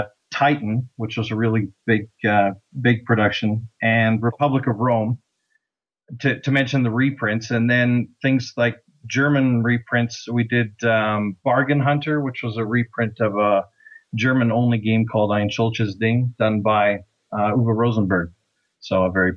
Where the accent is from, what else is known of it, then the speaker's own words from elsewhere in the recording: Canada; we are, in fact, Canadian.